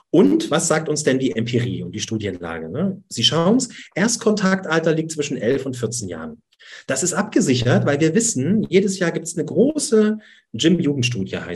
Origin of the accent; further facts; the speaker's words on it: Dresden, Saxony, Germany; accent: Saxon; Ja, ich versuche das Sächsische etwas hinaus zu tun aus meinem Dialekt und Hochdeutsch zu reden.